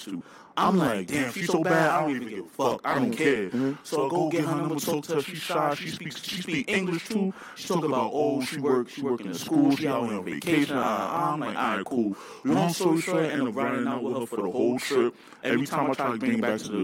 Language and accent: English; New York, United States; we're from New York.